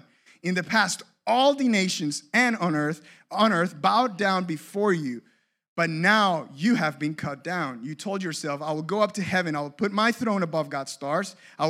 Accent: Cape Coral, Florida, United States; But I grew up in Cape Coral.

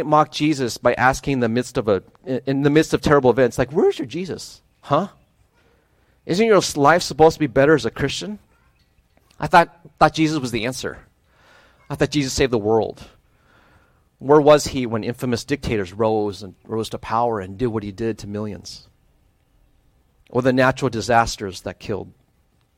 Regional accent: Midwest, United States; moved away; also born or lived in Ohio / Wisconsin / Michigan; I grew up in the Midwest. I spent most of my time in Ohio and Wisconsin, some short stints in Michigan

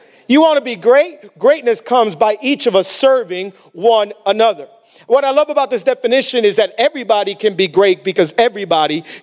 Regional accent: Miami, Florida, United States; A lot of us, we grew up in Miami

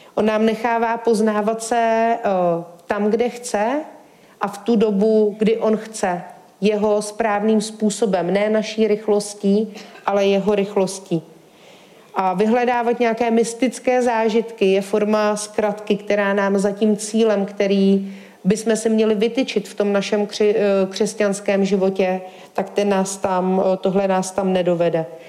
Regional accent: Czechia; já jsem ze Šumavy

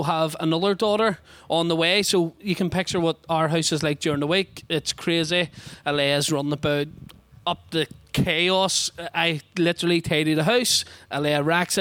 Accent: Belfast, Northern Ireland, United Kingdom; I come from a place that some people might know called the Shankill Road in Belfast

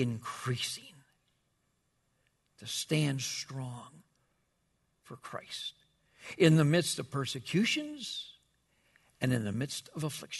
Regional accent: Wichita, Kansas, United States; I can remember when I grew up, I grew up in Wichita, Kansas, and the church we went with, we would meet on Wednesday night for a prayer meeting

